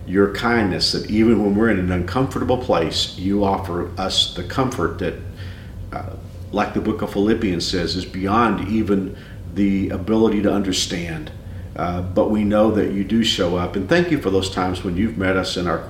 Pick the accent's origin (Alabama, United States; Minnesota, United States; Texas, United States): Texas, United States; Fort Worth; moved away as an adult; this is my hometown, I'm from Fort Worth